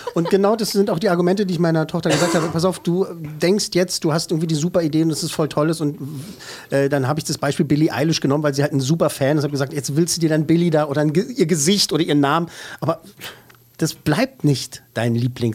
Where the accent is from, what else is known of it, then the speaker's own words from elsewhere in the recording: Berlin, Germany; ich bin im Lieb Süden, im Süden bzw. Westen und so geboren und mhm. aufgewachsen